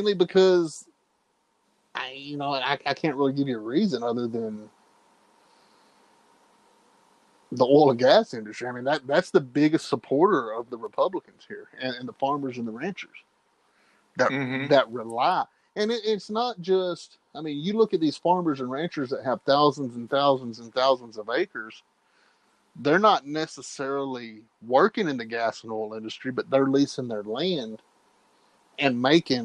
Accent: Texas, United States; as a Texan

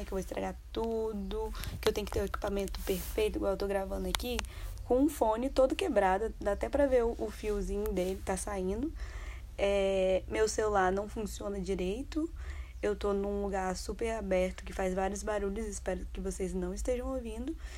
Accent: Vitória, Espírito Santo, Brazil; moved away as an adult; Eu cresci em Vitória, do Espírito Santo. Passei grande parte da minha vida lá

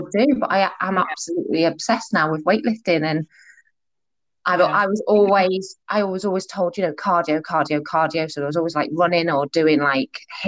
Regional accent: Liverpool, North West England, United Kingdom; I'm from Merseyside, so Liverpool.

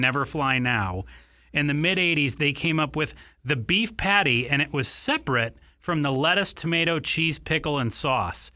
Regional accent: Ann Arbor, Michigan, United States; now in Arizona, United States; I grew up in Ann Arbor, Michigan

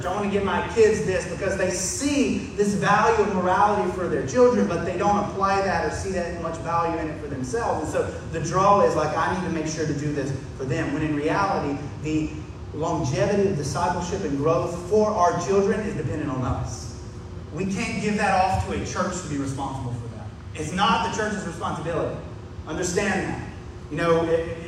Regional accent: the South, United States; growing up in the South

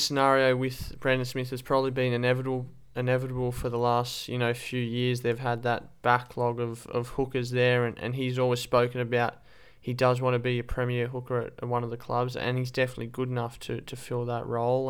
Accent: Australia; as an Australian fan

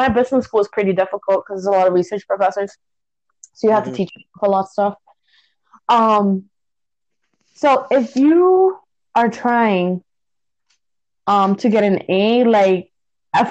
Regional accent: Puerto Rico; moved away; I grew up in Puerto Rico. We have a different academic system.

